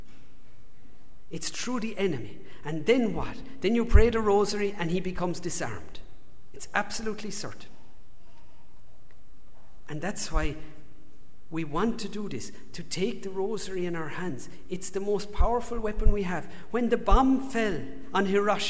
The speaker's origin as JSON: {"language": "English", "country": "Ireland", "accent": "Irish", "moved": "yes", "said": "If you haven't told from my accent, if you've worked it out, I'm from Ireland"}